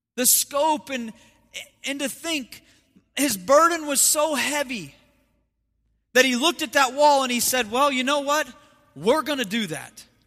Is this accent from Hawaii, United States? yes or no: no; Ohio, United States; moved away; I have my, my grandparents and we grew up in Ohio, so I have family back in Ohio